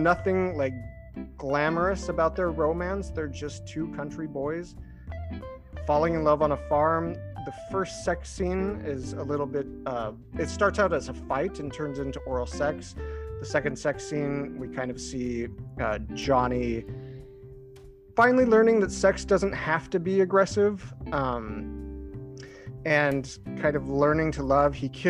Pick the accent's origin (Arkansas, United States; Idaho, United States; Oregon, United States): Idaho, United States; I grew up in a very rural town in Idaho